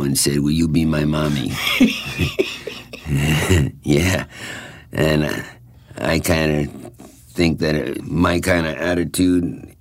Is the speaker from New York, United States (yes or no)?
yes; Babylon, New York, United States; also born or lived in Brooklyn, New York; We moved from Brooklyn to Babylon when I was in the third grade or second grade